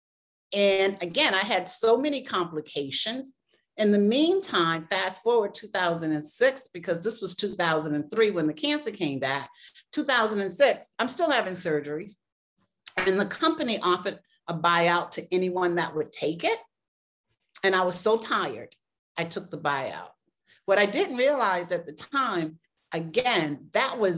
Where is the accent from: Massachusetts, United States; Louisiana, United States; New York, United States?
Massachusetts, United States; Boston; moved away as an adult; also born or lived in South Carolina; now in Chicago, United States; I'm from the East Coast. I grew up in Boston, although I was born in South Carolina.